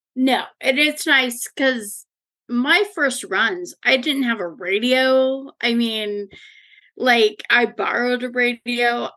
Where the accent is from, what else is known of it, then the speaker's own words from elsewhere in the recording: Leavenworth, Washington, United States; I grew up in Leavenworth, the small Bavarian town that everybody wants to go